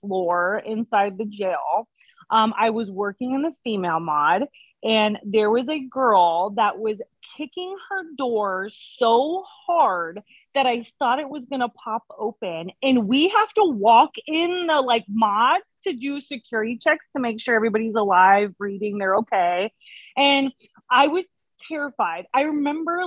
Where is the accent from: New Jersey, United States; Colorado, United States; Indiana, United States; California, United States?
California, United States; Petaluma; I grew up in Petaluma, California